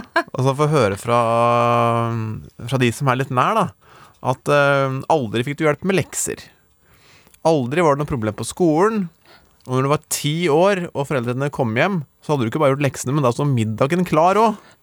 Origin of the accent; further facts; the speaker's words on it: Gjøvik, Innlandet, Norway; jeg er jo fra Gjøvik